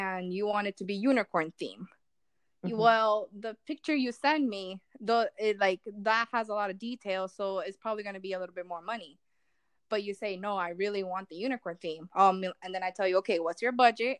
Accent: Miami, Florida, United States; moved away as an adult; now in Largo, United States; coming from Miami, I'm used to more of like rowdiness

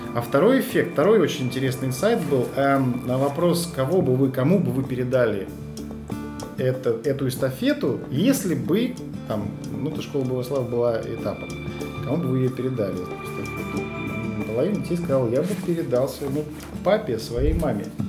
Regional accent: Moscow, Russia; Я сам же москвич

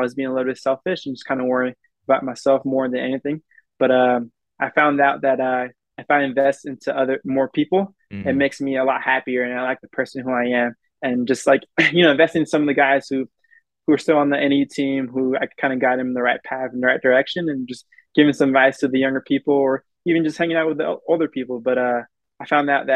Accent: United States; I'm as American as anybody else here, but you know, this is where I grew up. This is my home.

